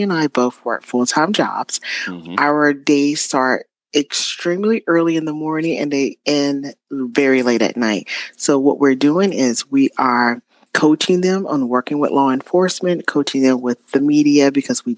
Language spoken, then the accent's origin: English; Spartanburg, South Carolina, United States; my hometown of Spartanburg, South Carolina